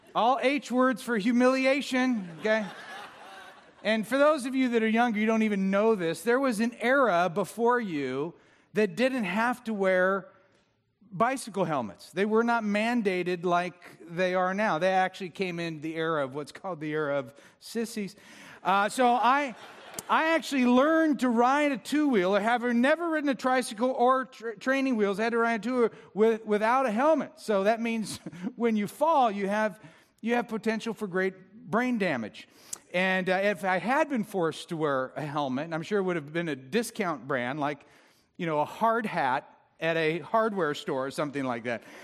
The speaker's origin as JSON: {"language": "English", "town": "Orange", "region": "California", "country": "United States", "tie": "born or raised there", "also_born_or_lived": "Villa Park", "said": "I grew up in Orange"}